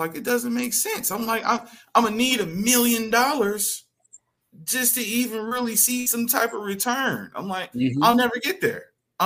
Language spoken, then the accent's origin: English; Detroit, Michigan, United States; Originally, I am from Detroit, Michigan